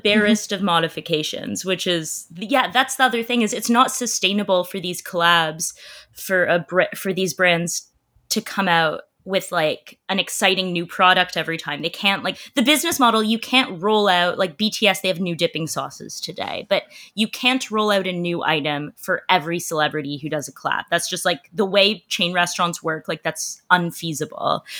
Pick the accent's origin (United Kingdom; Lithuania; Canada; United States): Canada; I'm a Canadian